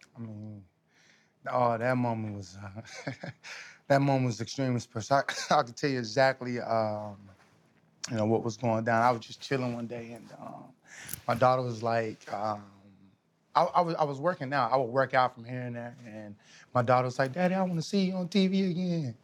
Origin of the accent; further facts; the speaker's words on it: Texas, United States; I'm from Texas